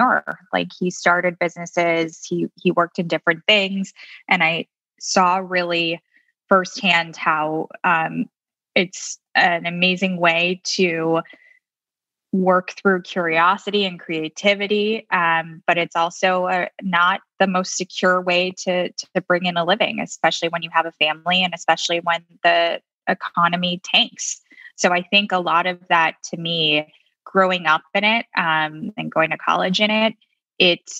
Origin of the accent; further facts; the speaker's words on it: Chicago, Illinois, United States; I grew up in Chicago